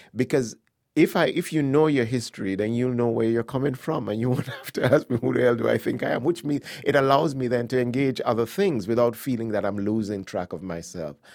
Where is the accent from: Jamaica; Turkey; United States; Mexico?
Jamaica; moved away as an adult; also born or lived in Accra, Ghana / England; I spent most of my, the rest of my childhood and early adulthood in Jamaica